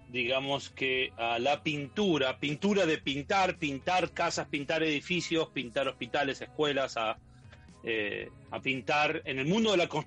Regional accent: Argentina; born there; nací en Argentina hace mucho tiempo, tengo 43 años.

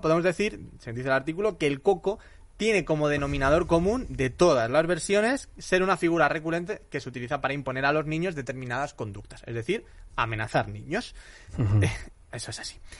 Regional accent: Madrid, Community of Madrid, Spain; nosotros somos de Madrid

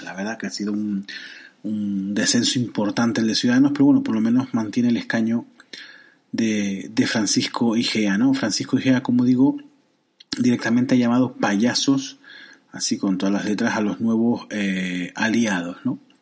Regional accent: Canary Islands, Spain; Yo que soy canario

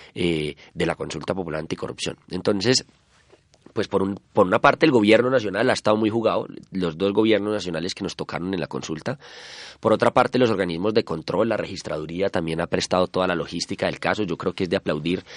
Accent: Colombia; como colombianos

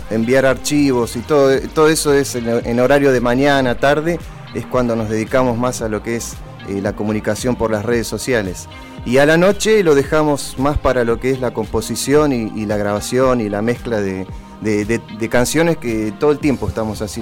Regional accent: Argentina; para que nos identifiquen que somos de Argentina

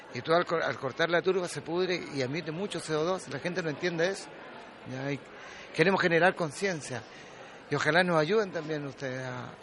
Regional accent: Dawson Island, Magallanes, Chile; Yo nací en Isla Dawson. Toda mi gente nació en Isla Dawson

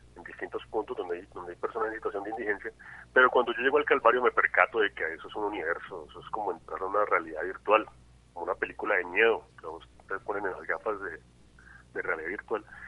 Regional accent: Cali, Valle del Cauca, Colombia; yo soy un caleño extraño porque no soy una persona muy, muy, muy, muy ligada a la cultura caleña

